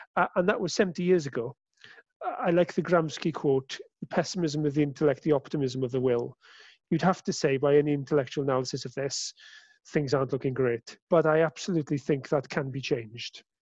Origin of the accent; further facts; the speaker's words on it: Wales, United Kingdom; I'm proudly Welsh. You know, I've made my career in Wales, not in London